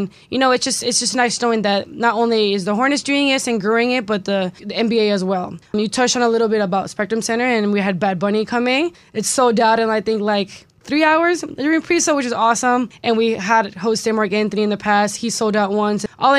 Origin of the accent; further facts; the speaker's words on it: Puerto Rico; moved away as an adult; now in Charlotte, United States; I was born and raised in Puerto Rico. I moved to the States when I was 18, so I did spend a good amount of time down the island.